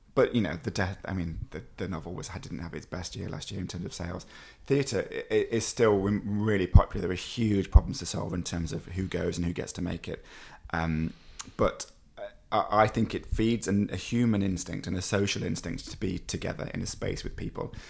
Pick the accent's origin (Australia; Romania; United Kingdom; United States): United Kingdom; Kirkby-in-Ashfield, East Midlands; my hometown of Kirkby in Ashfield, near Nottinghamshire